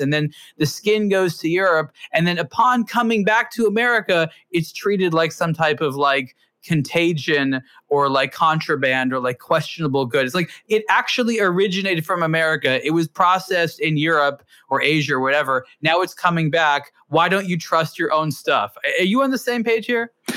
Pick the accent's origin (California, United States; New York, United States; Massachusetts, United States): California, United States; growing up in California